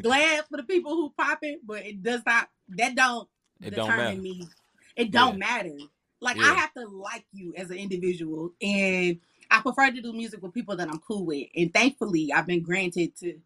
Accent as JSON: {"language": "English", "town": "Detroit", "region": "Michigan", "country": "United States", "moved": "as an adult", "lives_now": "Atlanta, United States", "said": "Y'all know I'm from Detroit, so I just moved to Atlanta"}